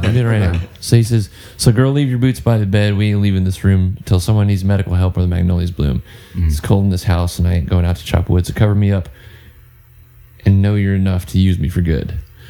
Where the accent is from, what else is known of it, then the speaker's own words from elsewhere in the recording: West Texas, United States; He and I share a similar background, growing up in West Texas